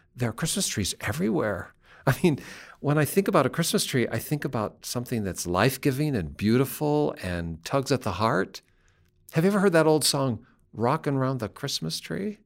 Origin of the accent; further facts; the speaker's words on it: Seattle, Washington, United States; Western Washington, where I grew up, are forested hillsides and mountains that are always green